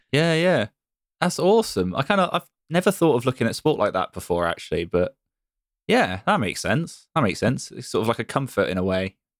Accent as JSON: {"language": "English", "town": "Bristol", "region": "South West England", "country": "United Kingdom", "tie": "born or raised there", "said": "my hometown's Bristol"}